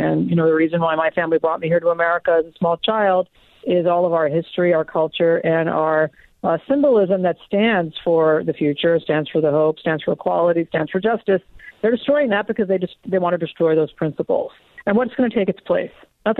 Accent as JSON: {"language": "English", "region": "Deep South", "country": "United States", "tie": "born or raised there", "said": "I grew up in the Deep South. And by the way, even 45 years ago in the Deep South, that kind of action wasn't happening."}